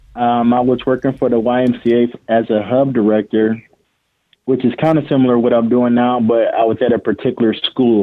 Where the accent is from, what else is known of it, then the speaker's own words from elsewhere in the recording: Toledo, Ohio, United States; also born or lived in Rensselaer, Indiana; I'm born and raised in Toledo.